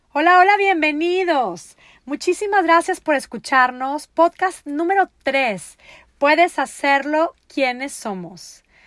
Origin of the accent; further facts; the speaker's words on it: Monterrey, Nuevo León, Mexico; moved away as an adult; also born or lived in Netherlands; now in United States; Yo soy de Monterrey, Nuevo León, México, mi amada ciudad en donde está el resto de mi hermosa familia